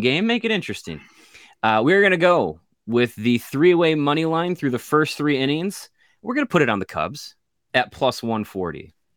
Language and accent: English; Kenosha, Wisconsin, United States; growing up in Kenosha